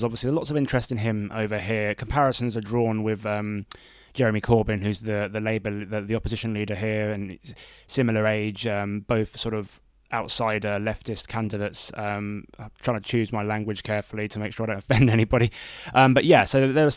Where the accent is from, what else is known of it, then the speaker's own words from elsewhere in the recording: United Kingdom; now in United States; being a Brit over here